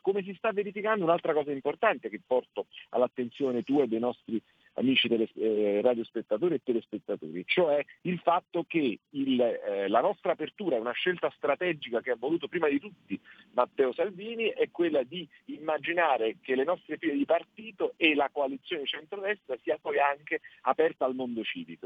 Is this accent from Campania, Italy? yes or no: yes; Naples, Campania, Italy; io sono napoletano